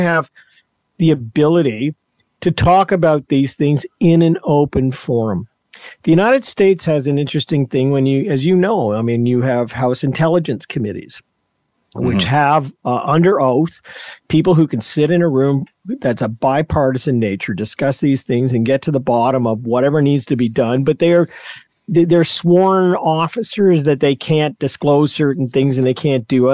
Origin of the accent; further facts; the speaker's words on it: Canada; as a Canadian